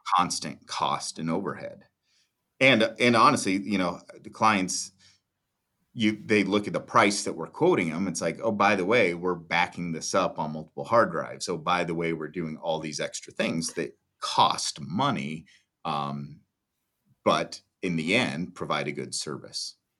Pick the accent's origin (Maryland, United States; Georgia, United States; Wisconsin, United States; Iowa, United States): Iowa, United States; Nevada; I grew up in Nevada, Iowa, twenty-six best small town in America.